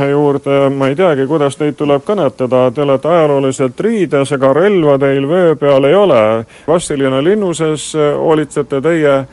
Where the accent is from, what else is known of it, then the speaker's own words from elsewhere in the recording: Vastseliina, Võru County, Estonia; ja kohalik inimene.